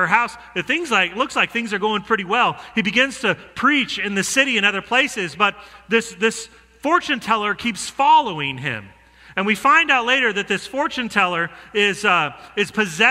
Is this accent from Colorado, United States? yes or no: yes; Denver, Colorado, United States; I'm from Denver